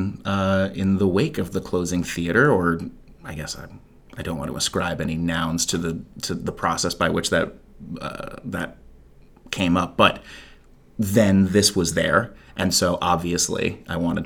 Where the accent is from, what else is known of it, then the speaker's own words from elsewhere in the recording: Chapel Hill, North Carolina, United States; moved away as an adult; also born or lived in Chicago; I hail from here. I grew up in Chapel Hill